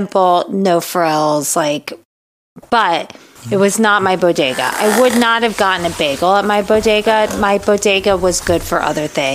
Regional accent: Florida, United States; moved away as an adult; where I grew up in Florida

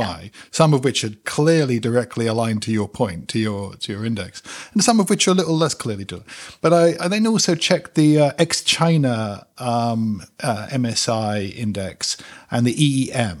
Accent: London, United Kingdom; also born or lived in West Indies; I'm a North Londoner

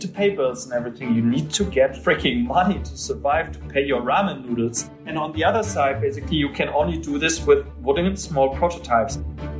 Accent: Dusseldorf, North Rhine-Westphalia, Germany; English is a second language; I grew up in the classic German working-class family kind of circumstances and basically lived the classic boring life.

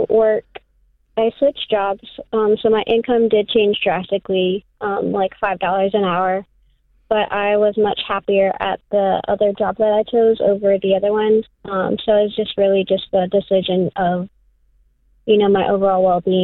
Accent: North Carolina, United States; also born or lived in Florida; I moved back home with my family here in North Carolina, and I moved from Florida

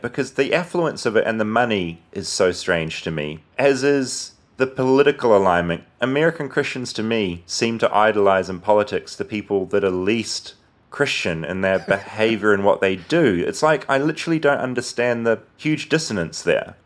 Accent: New Zealand; moved away as an adult; now in United States; I as a New Zealander

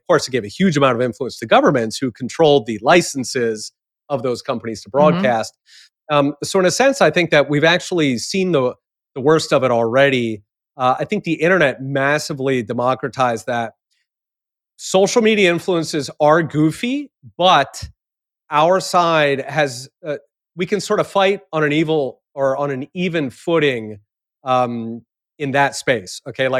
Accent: Japan; I grew up partly in Japan, and certainly people do that there.

